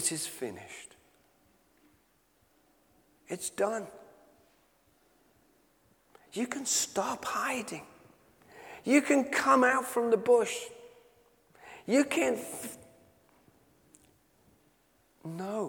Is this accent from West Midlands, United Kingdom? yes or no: no; Knutsford, North West England, United Kingdom; my hometown of Knutsford in Cheshire